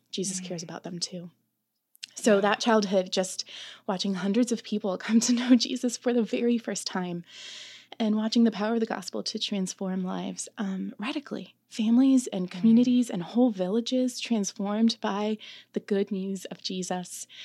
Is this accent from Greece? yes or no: yes; Greece; born there; as she left Romania, and she was the one to leave first. And I was born in Greece.